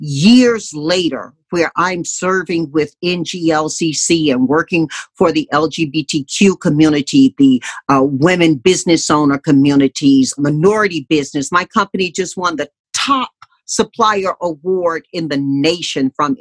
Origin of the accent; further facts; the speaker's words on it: Deep South, United States; But growing up in the Deep South, Mom taught us, in the face of a lot of staunch old school religion, that we know what our values are